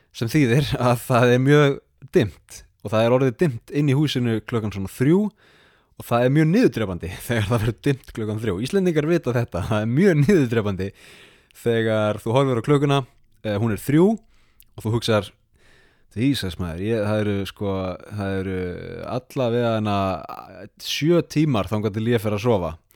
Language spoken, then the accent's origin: Icelandic; Iceland; now in Sapporo, Japan; ég er frá Íslandi